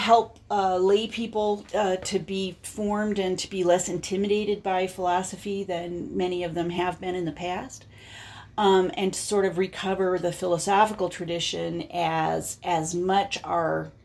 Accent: Denver, Colorado, United States; also born or lived in Notre Dame, Indiana / Washington, D.C.; I grew up in Denver

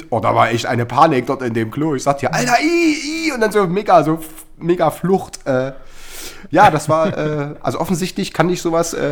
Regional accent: Chemnitz, Saxony, Germany; ich habe ganz, ganz früher schon so eine, so eine äh, Kiddie-Punk-Band gehabt in, äh, in Karl-Marx, wo ich herkomme.

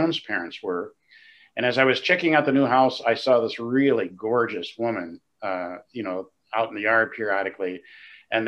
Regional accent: Flint, Michigan, United States; moved away; I grew up in Flint, Michigan. So Michigander

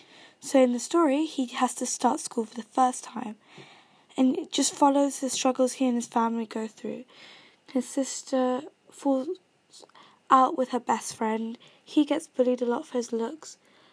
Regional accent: Kenya; accent: British; Like, for mine, I'm from Kenya, yet I sound British.

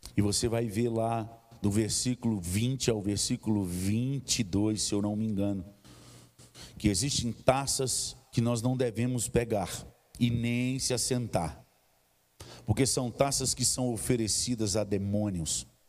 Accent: Governador Valadares, Minas Gerais, Brazil; moved away; Lá na minha região, no leste de Minas, tem muito monte. Lá, aliás, em Governador Valadares tem o Pico da Ibituruna

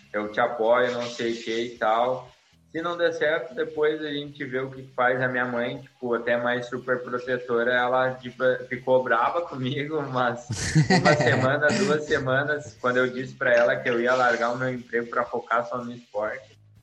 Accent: Sapiranga, Rio Grande do Sul, Brazil; eu sou natural de Sapiranga, né? Aí no Rio Grande do Sul

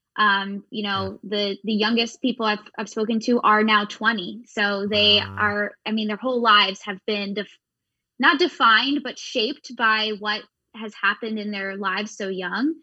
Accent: Pennsylvania, United States; we grew up in Pennsylvania

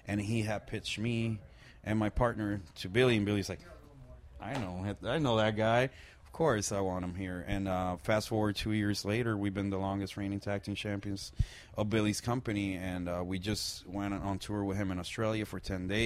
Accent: Puerto Rico; I'm from Puerto Rico, born and raised, you know, like from a small island in the Caribbean, from a very small town.

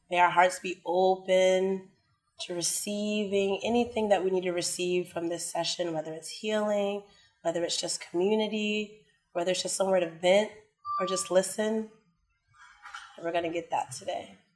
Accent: Washington, District of Columbia, United States; moved away as an adult; now in Thailand; I'm from Washington, D.C., and I've been living here for a year and seven months.

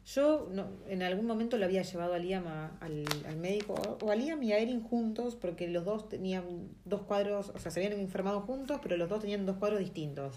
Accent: Buenos Aires, Argentina; moved away as an adult; now in New Zealand

